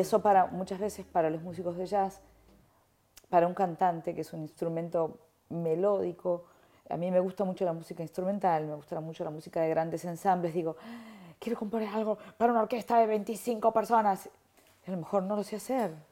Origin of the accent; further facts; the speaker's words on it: Argentina; moved away; soy argentina